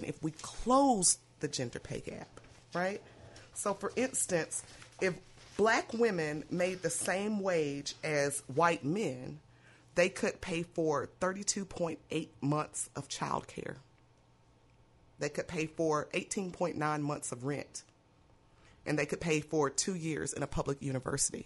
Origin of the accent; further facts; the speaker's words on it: Mississippi, United States; now in Louisiana, United States; I'm from Mississippi